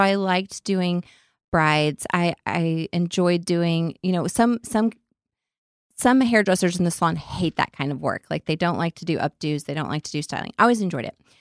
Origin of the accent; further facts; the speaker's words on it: Lubbock, Texas, United States; accent: redneck; I sound like a full on redneck. I'm from Lubbock.